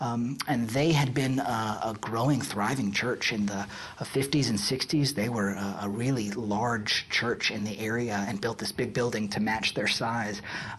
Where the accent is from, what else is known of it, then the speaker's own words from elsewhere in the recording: Hendersonville, Tennessee, United States; I'm originally from Hendersonville, Tennessee, which is just north of Nashville. I was raised in a Christian family and really at a young age fell in love with the church.